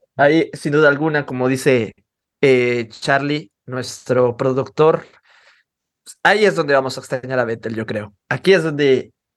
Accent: Mexico; nosotros como mexicanos

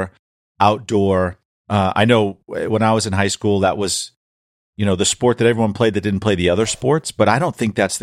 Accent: New Hampshire, United States; moved away as an adult; also born or lived in Florida; I grew up in New Hampshire too

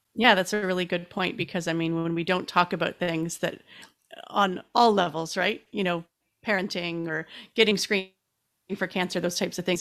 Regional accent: Canada; I'm Canadian

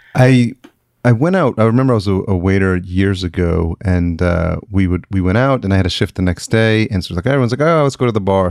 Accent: Yonkers, New York, United States; moved away as an adult; also born or lived in East Village, New York City; now in Los Angeles, United States; I grew up in Yonkers

